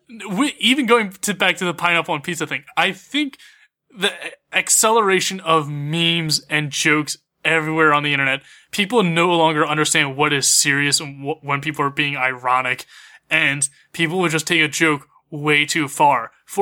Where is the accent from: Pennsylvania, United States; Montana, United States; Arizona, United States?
Pennsylvania, United States; we're all from Pennsylvania